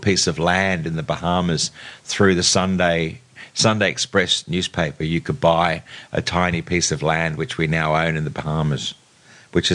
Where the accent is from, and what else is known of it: Sydney, New South Wales, Australia; born or raised there; also born or lived in England